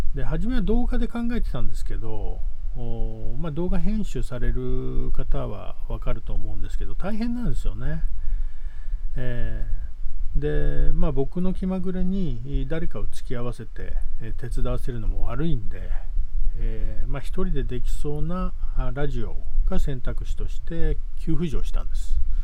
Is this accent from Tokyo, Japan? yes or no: yes; Tokyo, Japan; now in Yuge Island, Ehime, Japan; 1970年江戸下町さん、え深川っていうエリアでね生まれ育ったチャキチャキの江戸っ子